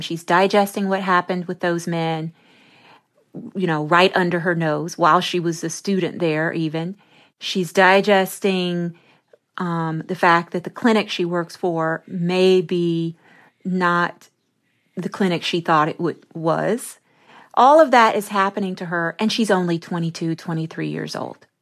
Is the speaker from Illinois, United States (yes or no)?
no; Memphis, Tennessee, United States; I grew up in Memphis, Tennessee